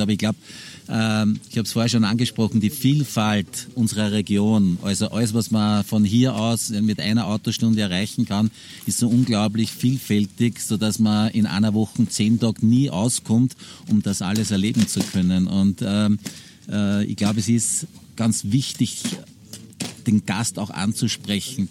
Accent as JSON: {"language": "German", "area": "Hochkar", "region": "Lower Austria", "country": "Austria", "tie": "born or raised there", "said": "sind wir da aufgewachsen"}